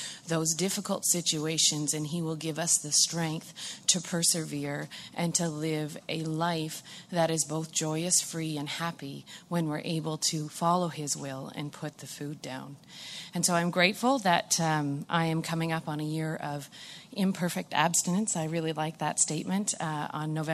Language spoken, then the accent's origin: English; Brockville, Ontario, Canada; I'm from Brockville